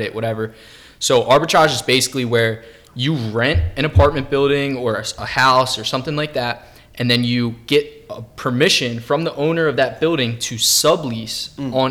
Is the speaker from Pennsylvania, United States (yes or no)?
yes; Bucks County, Pennsylvania, United States; I'm 25, from Bucks County.